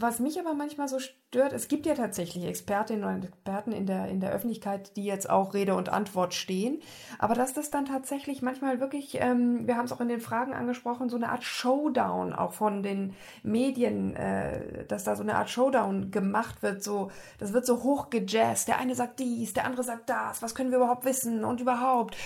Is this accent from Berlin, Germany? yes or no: no; Bavaria, Germany; now in Baden-Württemberg, Germany; als Bayerin